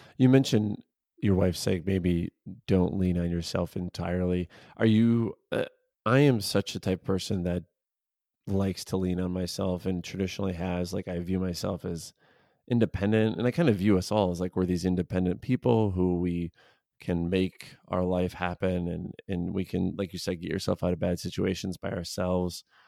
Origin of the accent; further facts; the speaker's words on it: suburbs of Chicago, Illinois, United States; I'm from the Chicago area, so I grew up in the suburbs of Chicago, I live in the city of Chicago